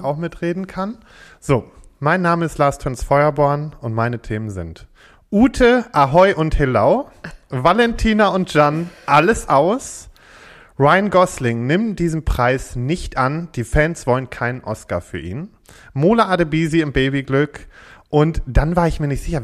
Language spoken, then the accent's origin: German; Freckenhorst, North Rhine-Westphalia, Germany; ich komme aus Freckenhorst